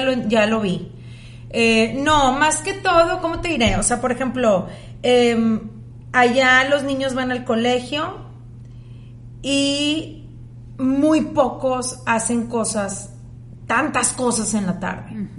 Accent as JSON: {"language": "Spanish", "country": "Mexico", "tie": "born or raised there", "also_born_or_lived": "United States", "moved": "as an adult", "lives_now": "Monterrey, Mexico", "said": "Yo pues crecí en México"}